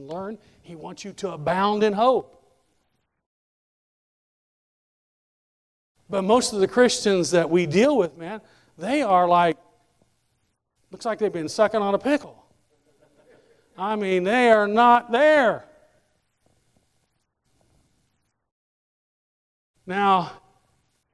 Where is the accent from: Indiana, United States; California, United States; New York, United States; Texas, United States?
Indiana, United States; moved away; I grew up in Indiana